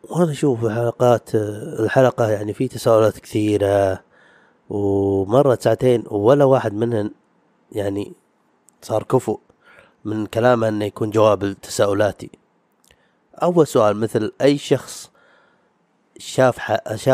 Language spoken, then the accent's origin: Arabic; Saudi Arabia; حق ديرتنا حق الديره يعني السعوديه